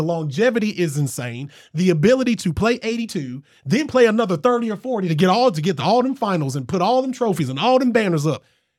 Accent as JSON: {"language": "English", "town": "Selma", "region": "Alabama", "country": "United States", "said": "now I'm from the country. I'm from Selma, baby. I got a poster of Selma on my wall."}